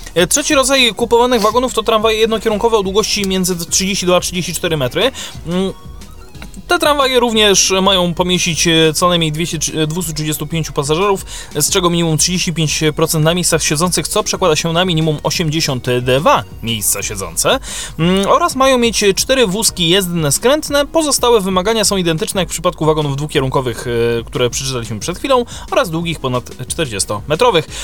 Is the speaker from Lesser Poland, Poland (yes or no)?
yes; Kraków, Lesser Poland, Poland; tutaj u nas w Krakowie